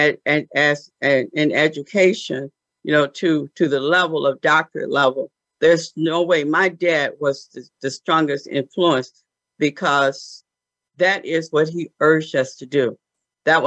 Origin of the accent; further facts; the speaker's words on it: Benton Harbor, Michigan, United States; I was born in Benton Harbor, Michigan, just a little, town in the state of Michigan